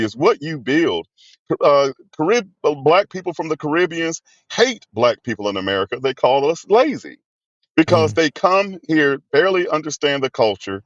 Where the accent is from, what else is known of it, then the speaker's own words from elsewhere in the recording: Mobile, Alabama, United States; Growing up in the 80s, I was born in 71 in Mobile in the 1980s into the 90s